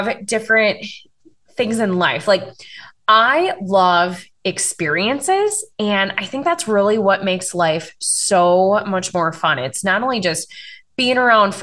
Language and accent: English; Wisconsin, United States; I'm from Wisconsin.